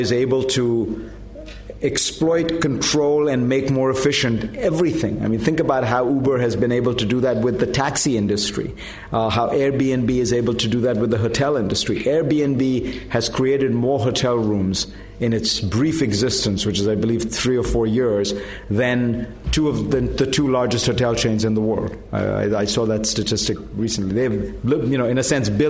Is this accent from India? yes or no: yes; India; moved away; I grew up in India